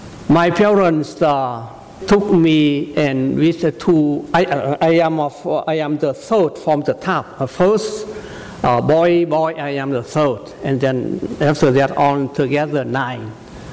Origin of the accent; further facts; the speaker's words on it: South Vietnam, Vietnam; English is a second language; moved away as an adult; now in United States; So I grew up in Vietnam, in South Vietnam. I was born in North Vietnam, but grew up in South Vietnam.